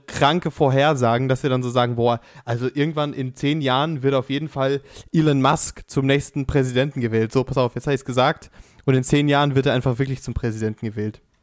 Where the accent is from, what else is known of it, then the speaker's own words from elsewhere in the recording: Pfaffenhofen an der Ilm, Bavaria, Germany; Ich komme aus Pfaffenhofen an der Ilm